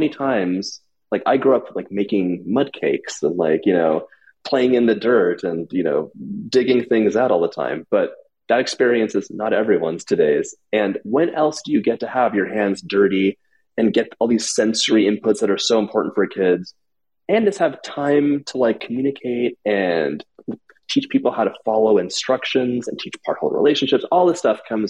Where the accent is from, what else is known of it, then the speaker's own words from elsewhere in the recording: Los Angeles, California, United States; I grew up in Los Angeles